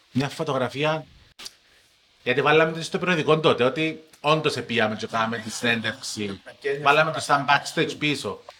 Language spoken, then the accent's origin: Greek; Cyprus; Γεια σα, είμαι δημοσιογράφο από Κύπρο.